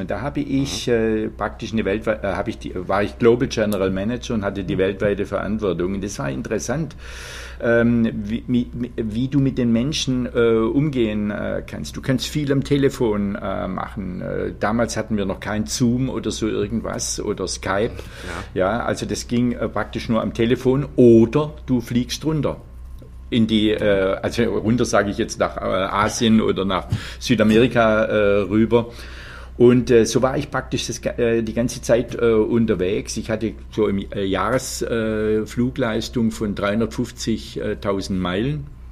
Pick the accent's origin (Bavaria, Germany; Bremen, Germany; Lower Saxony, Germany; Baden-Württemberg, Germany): Baden-Württemberg, Germany; Leonberg; also born or lived in Freiburg; eines Geburtsorts wie Leonberg